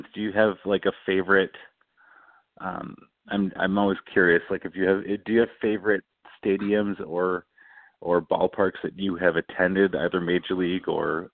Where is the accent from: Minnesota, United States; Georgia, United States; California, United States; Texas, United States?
Minnesota, United States; moved away as an adult; also born or lived in Massachusetts; I was from Minnesota originally